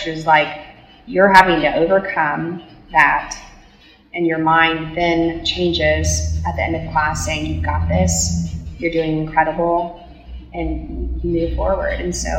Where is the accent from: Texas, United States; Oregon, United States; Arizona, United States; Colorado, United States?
Texas, United States; near Sugar Land; moved away; also born or lived in Stephenville, Texas; it's near my hometown.